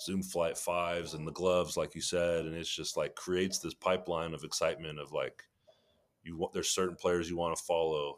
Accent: Sacramento, California, United States; I grew up in Sacramento, California

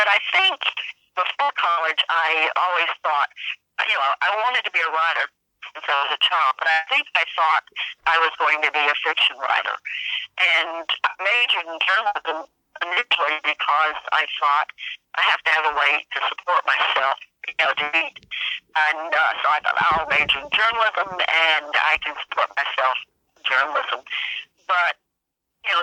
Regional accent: the South, United States; I grew up in the South

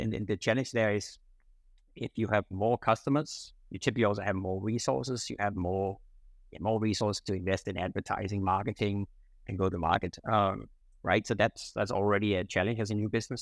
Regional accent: Denmark; moved away as an adult; now in Singapore; I'm originally from Denmark, uh, so I grew up in, in Denmark, um, but I came to Singapore in 1999.

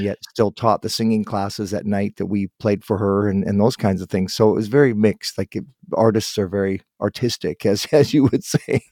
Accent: Guelph, Ontario, Canada; I was born in Guelph

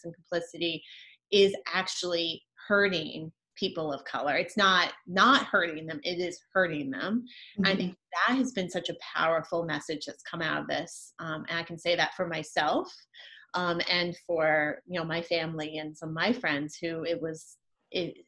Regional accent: Richmond, Virginia, United States; I'm from Richmond, Virginia

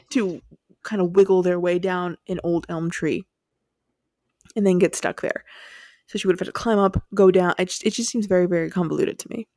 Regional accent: United States; we're from the States

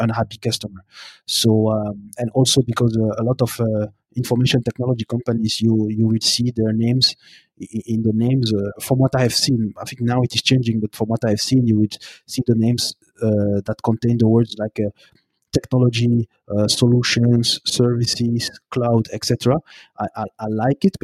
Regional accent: Brussels, Brussels-Capital Region, Belgium; moved away as an adult; also born or lived in Burundi; now in Montreal, Canada; I am born and raised in Belgium, in Brussels, and also my roots are from Burundi.

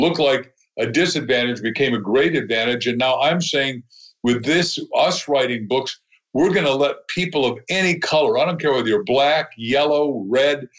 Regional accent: Waukegan, Illinois, United States; I was born in Illinois, Waukegan, Illinois.

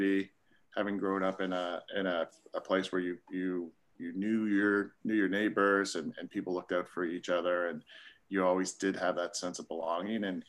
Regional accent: Nova Scotia, Canada; moved away as an adult; also born or lived in Staines, England / Virginia, United States; now in North Carolina, United States; growing up in small town Nova Scotia, Canada. I'm a Canadian

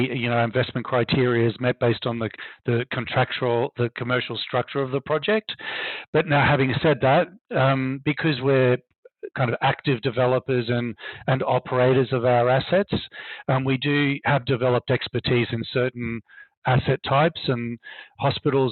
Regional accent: Brisbane, Queensland, Australia; moved away as an adult; now in New York, United States; as a little kid growing up, little gay kid growing up in Brisbane, Australia

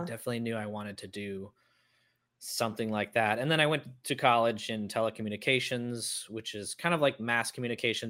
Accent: Cincinnati, Ohio, United States; I grew up in Cincinnati, uh, Ohio, which is where P&G is

